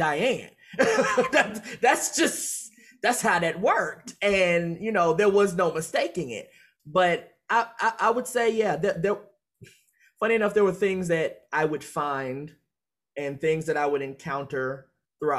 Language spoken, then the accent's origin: English; Chicago, Illinois, United States; growing up in Chicago